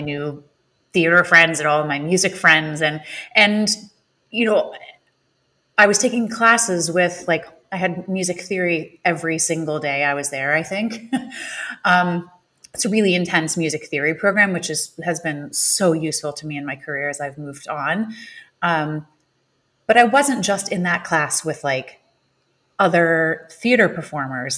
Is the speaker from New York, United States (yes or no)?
no; Illinois, United States; I grew up in Illinois